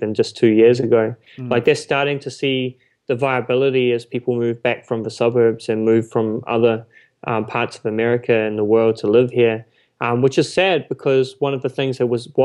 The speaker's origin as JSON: {"language": "English", "region": "Auckland", "country": "New Zealand", "tie": "born or raised there", "said": "I grew up there"}